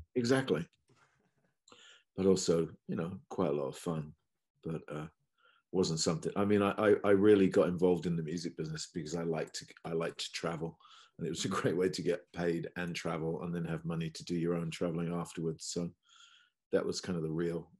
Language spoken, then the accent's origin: English; countryside near Cambridge, East of England, United Kingdom; also born or lived in Los Angeles, United States; now in London, United Kingdom; I'm not from London. I grew up in the countryside near Cambridge.